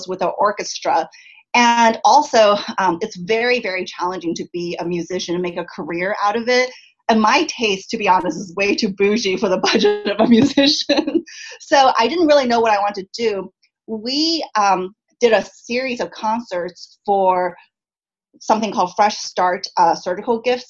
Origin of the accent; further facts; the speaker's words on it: San Diego, California, United States; also born or lived in Chicago; now in Los Angeles, United States; I grew up in San Diego